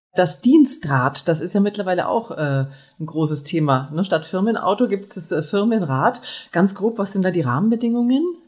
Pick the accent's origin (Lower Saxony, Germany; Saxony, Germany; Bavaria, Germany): Bavaria, Germany; Nuremberg; ich komme aus Nürnberg